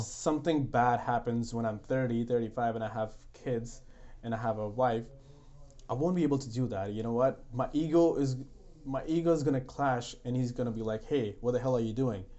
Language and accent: English; India; English is a second language; moved away as an adult; now in Canada; I was in India, I had my education all in English